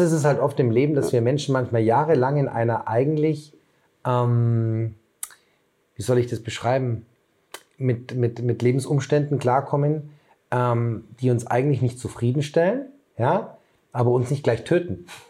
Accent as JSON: {"language": "German", "region": "Bavaria", "country": "Germany", "moved": "yes", "said": "Ich komme ja ursprünglich aus Bayern"}